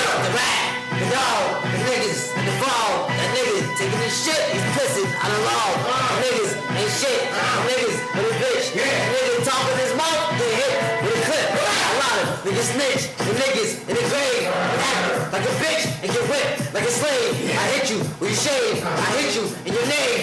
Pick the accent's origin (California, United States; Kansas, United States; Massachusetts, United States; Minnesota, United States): Massachusetts, United States; Boston; I was born in Beth Israel Hospital.